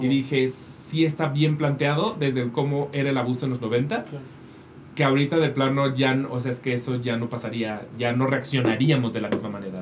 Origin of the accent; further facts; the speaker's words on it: Mexico; como mexicanos